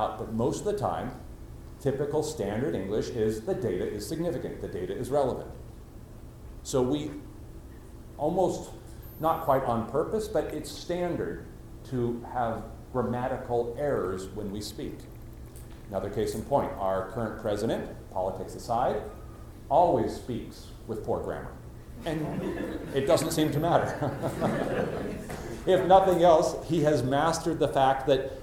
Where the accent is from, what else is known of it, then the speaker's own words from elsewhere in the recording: United States; accent: standard American; I have a normal, standard American accent